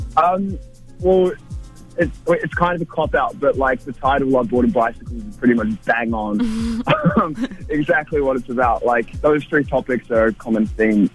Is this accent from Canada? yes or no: no; Wellington, New Zealand; moved away as an adult; also born or lived in Warkworth, New Zealand; now in Melbourne, Australia; I'm originally from Warkworth, which is like an hour north of Auckland, but then I moved to Wellington when I was ten years old